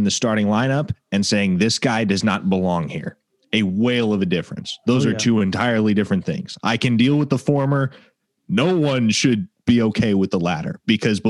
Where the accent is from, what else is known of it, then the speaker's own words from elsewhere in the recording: Nebraska, United States; moved away as an adult; now in Oklahoma, United States; I grew up in Nebraska. I went to high school in Nebraska